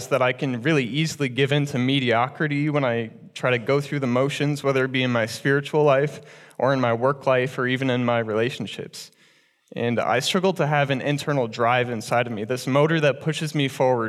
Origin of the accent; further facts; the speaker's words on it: Cedar Rapids, Iowa, United States; I was born and raised in Cedar Rapids in a very loving family